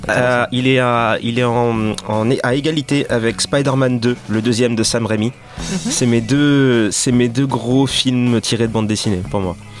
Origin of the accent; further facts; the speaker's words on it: Dakar, Senegal; j'ai grandi à Dakar